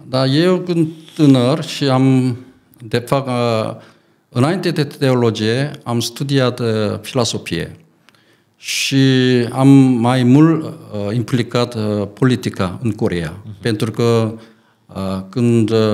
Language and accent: Romanian; South Korea; Romanian is a second language; moved away as an adult; also born or lived in England / Arad, Romania